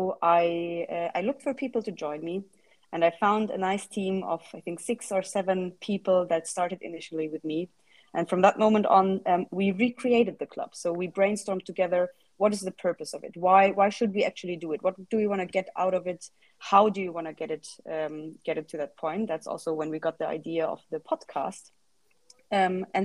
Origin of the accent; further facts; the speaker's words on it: Germany; moved away as an adult; now in Lisbon, Portugal; I'm originally from Germany